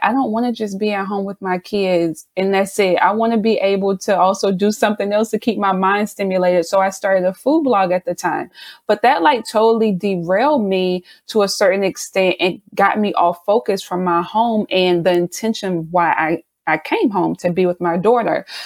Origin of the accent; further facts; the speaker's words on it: South Carolina, United States; now in Baltimore, United States; I'm originally from South Carolina, but me and my family currently reside in Baltimore